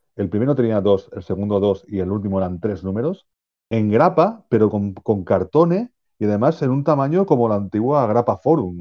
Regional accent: Spain; nosotros que somos españoles

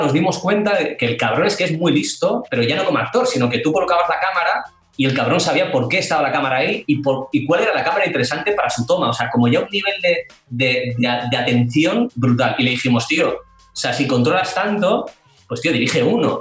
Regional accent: Irún, Basque Country, Spain; Yo soy de Irún

